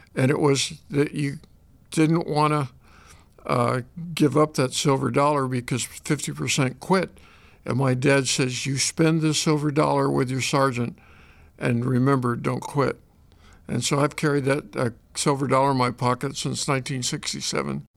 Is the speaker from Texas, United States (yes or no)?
no; Shelbina, Missouri, United States; moved away as an adult; also born or lived in Los Angeles, California / Chicago area, Illinois; I was born in Los Angeles, but when I was in the sixth grade, we moved back to Shelbyne, Missouri